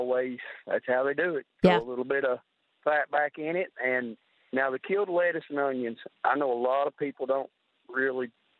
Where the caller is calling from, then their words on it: Kentucky, United States; Pike County.